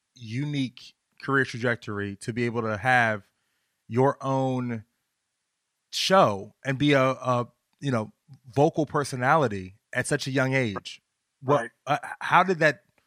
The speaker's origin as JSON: {"language": "English", "region": "Virginia", "country": "United States", "said": "I'm from Virginia"}